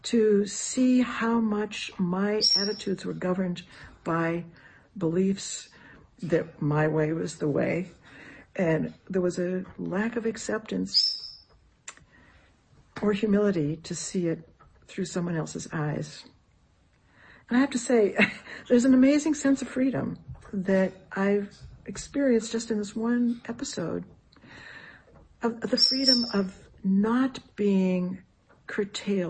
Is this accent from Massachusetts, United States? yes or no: yes; outside of Boston, New England, Massachusetts, United States; moved away; I grew up outside of Boston in a small New England town.